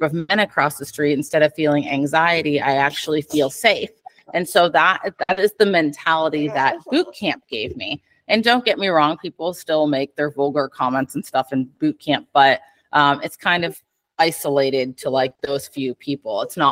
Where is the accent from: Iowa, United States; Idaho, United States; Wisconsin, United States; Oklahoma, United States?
Iowa, United States; moved away as an adult; I'm from Iowa originally